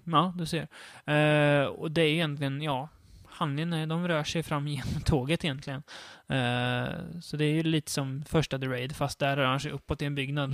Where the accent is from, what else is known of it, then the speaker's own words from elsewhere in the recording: Sweden; jag är en svensk som är van med våran västerländska kultur